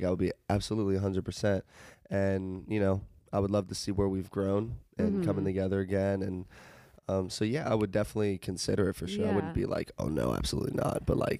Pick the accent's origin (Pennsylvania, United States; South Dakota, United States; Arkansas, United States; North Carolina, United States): North Carolina, United States; Charlotte; moved away